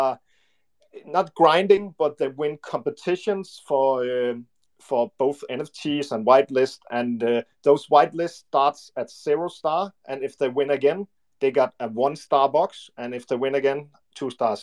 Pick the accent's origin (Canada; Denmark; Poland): Denmark; English is a second language; We are from Scandinavian, and my brother and I is from Denmark